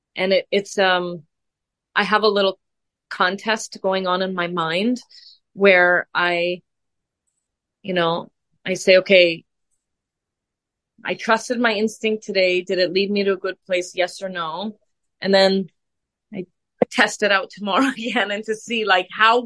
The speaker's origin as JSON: {"language": "English", "country": "Canada", "tie": "born or raised there", "said": "We grew up together in Canada."}